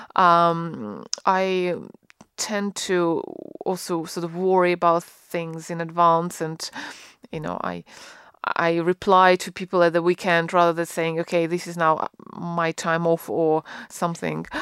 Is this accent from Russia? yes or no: yes; Russia; now in United Kingdom; I grew up in Russia